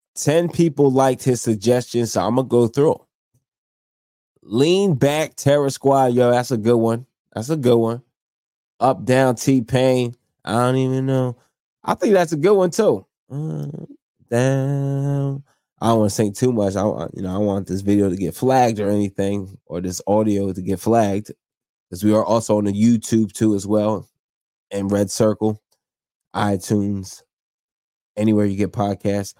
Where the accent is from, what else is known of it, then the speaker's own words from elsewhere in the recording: New Jersey, United States; also born or lived in New York; I'm from South Jersey, close to Philadelphia.